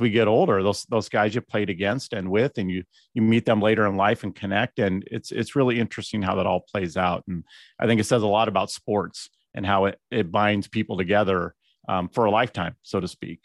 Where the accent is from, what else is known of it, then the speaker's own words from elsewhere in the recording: Bella Vista, California, United States; I'm from Bella Vista